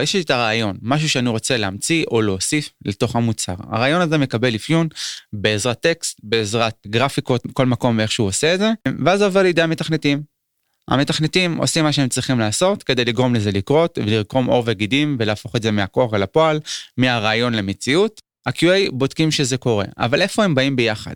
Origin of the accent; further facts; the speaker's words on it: Kiryat Shmona, Northern District, Israel; בתור ילד קטן בקריית שמונה